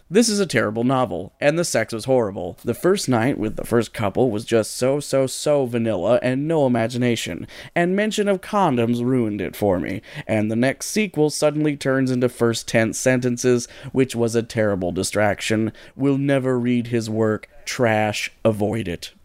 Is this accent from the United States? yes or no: yes; Midwest, United States; growing up in the Midwest